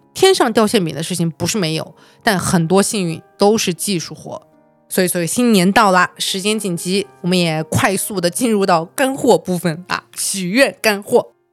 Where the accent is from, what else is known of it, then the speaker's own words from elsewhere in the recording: Urumqi, Xinjiang, China; also born or lived in Huizhou, Guangdong; now in Beijing, China; 我本来是一个在广东惠州出生，在新疆乌鲁木齐长大的一个标准意义上的非一线城市长大的普通家庭的女孩儿。到现在为止，我已经在北京待了